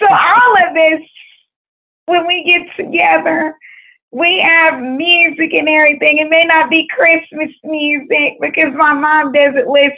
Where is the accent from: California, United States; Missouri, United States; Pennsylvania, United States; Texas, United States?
Texas, United States; Waco; moved away; also born or lived in Fort Worth, Texas; when I was growing up, I was born originally from Waco, Texas, but I came to Fort Worth in the year of 1997